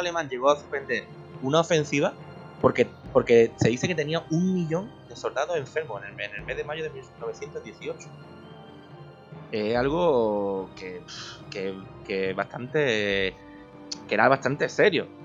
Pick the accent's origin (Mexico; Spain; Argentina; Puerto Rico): Spain; porque soy español